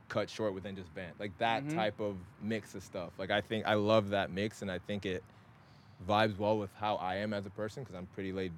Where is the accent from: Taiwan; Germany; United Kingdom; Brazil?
United Kingdom; Scotland; also born or lived in Nigeria / Texas, United States; me, of course, being born in Nigeria, but then also like growing up in Scotland, living in like Texas and all